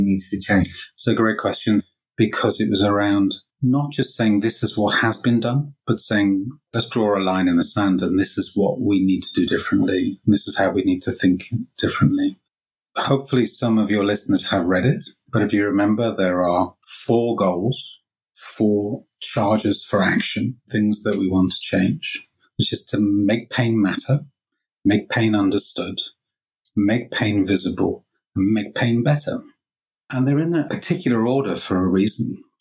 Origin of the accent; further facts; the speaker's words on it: Liverpool, North West England, United Kingdom; moved away as an adult; also born or lived in Lancaster / Bath; So, I grew up in Liverpool